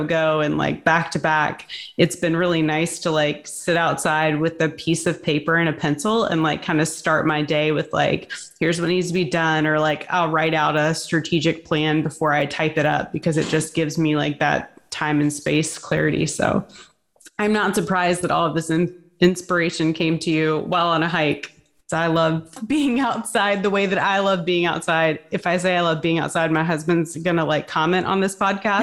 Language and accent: English; Virginia Beach, United States; moved away as an adult; also born or lived in California; coming back to my home state and really almost my hometown